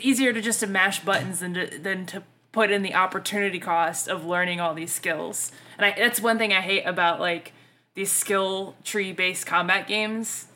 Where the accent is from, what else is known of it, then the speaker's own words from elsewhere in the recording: the South, United States; accent: Southern; I'm from the South. Like, I realize I fuck up shit with my accent